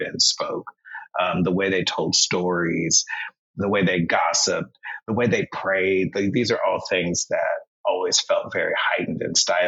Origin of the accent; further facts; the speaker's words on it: North Carolina, United States; being Black growing up in North Carolina